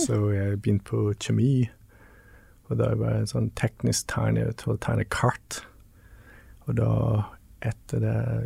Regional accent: Newfoundland and Labrador, Canada; Norwegian is a second language; now in Tveiterås, Norway; Jeg er oppvokst på, på Newfoundland.

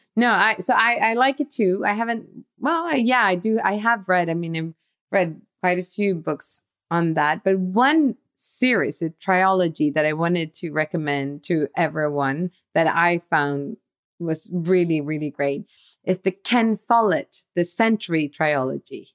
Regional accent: Sweden; we are from Sweden

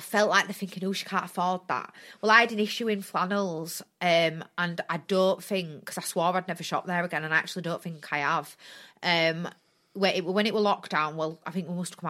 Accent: Bradford, Yorkshire and the Humber, United Kingdom; I'm from Bradford, and I'm proud to be from Bradford

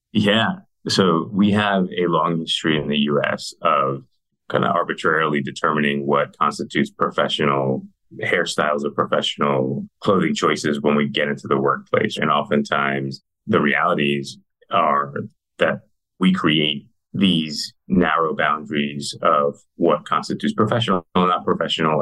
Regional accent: New York City, New York, United States; moved away as an adult; also born or lived in Mexico City, Mexico / Arizona; now in Texas, United States; I was born in Mexico City. Uh, my parents moved us to New York City when I was six years old

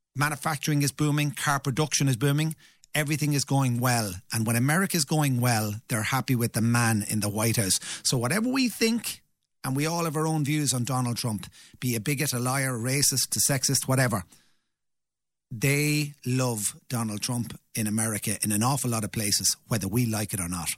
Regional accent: Ireland; we're Irish

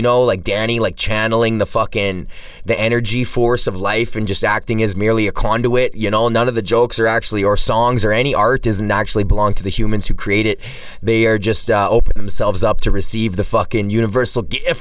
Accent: Alberta, Canada; I'm from Alberta

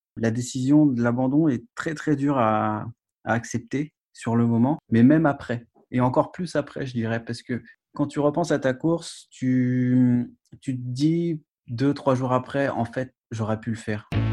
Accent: Brittany, France; je suis breton

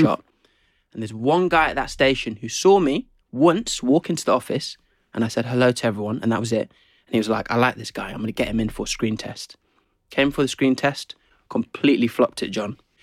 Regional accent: Zimbabwe; also born or lived in England; now in United Kingdom; I grew up in Zim

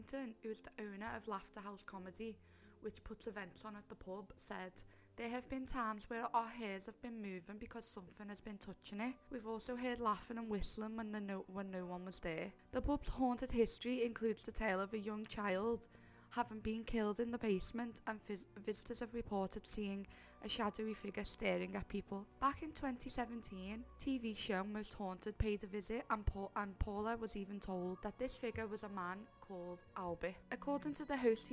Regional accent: Liverpool, North West England, United Kingdom; So obviously we are from Liverpool. I think our accents give that away before we even mention where we're from.

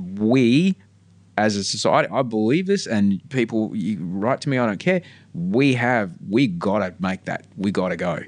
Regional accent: Australia

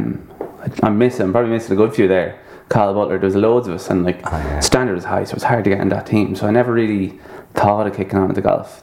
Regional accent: Mullingar, Westmeath, Ireland; also born or lived in United States; I'm a Mullingar man.

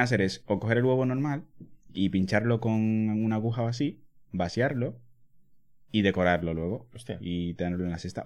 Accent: Dominican Republic; born or raised there

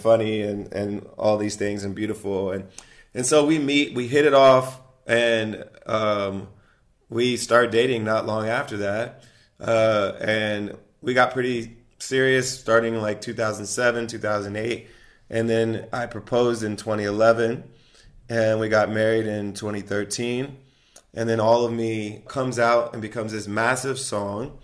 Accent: Ohio, United States; she's also from Ohio like myself

